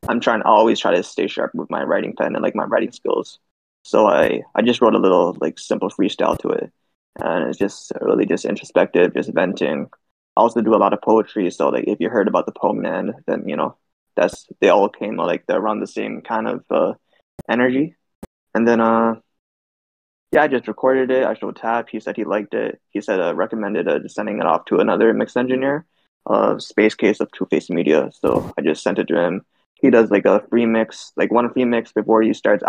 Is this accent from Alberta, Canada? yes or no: no; Toronto, Ontario, Canada; I'm from Toronto. I'm from Scarborough, the east end of Toronto